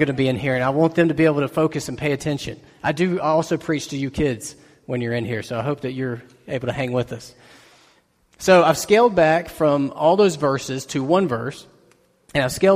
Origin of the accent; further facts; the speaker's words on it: United States; us as Americans, as American Christians especially